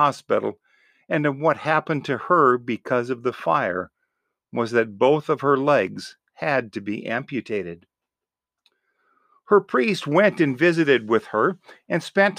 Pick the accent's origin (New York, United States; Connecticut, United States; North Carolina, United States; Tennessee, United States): New York, United States; Buffalo; In my home parish where I grew up in Buffalo, New York